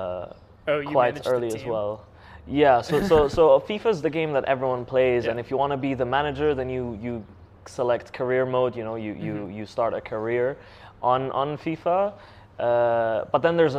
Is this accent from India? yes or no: no; Kurdistan Region, Iraq; also born or lived in Denmark; I was born in Denmark. My family moved back to Kurdistan in 2004. I was only 7 years old